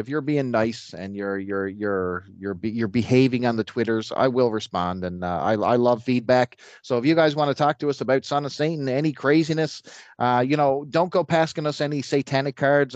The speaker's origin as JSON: {"language": "English", "country": "Canada", "said": "I hail from the Great White North here in Canada"}